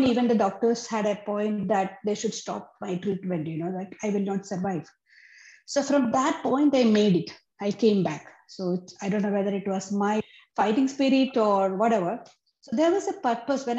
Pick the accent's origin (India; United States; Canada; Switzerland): India; moved away as an adult; now in Dubai, United Arab Emirates; I'm from India. So I came to this part in 1982 after my marriage